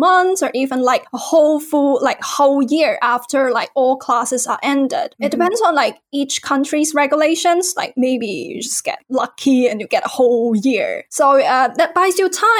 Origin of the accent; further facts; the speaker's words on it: Hong Kong; moved away as an adult; also born or lived in England / Dundee, Scotland; now in Scotland, United Kingdom; I'm originally from Hong Kong and I started my life in the UK 2 years ago